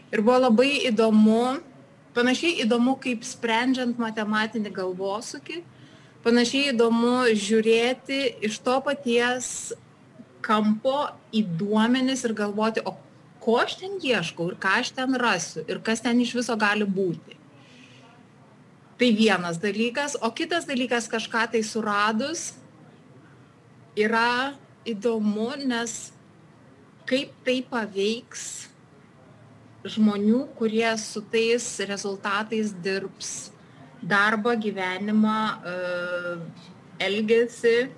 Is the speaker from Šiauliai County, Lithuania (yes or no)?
yes; Kelmė district, Šiauliai County, Lithuania; moved away as an adult; also born or lived in Germany; now in Switzerland; aš užaugau Želvių kaime, Kelmės rajone, baigiau užvenčio vidurinę mokyklą.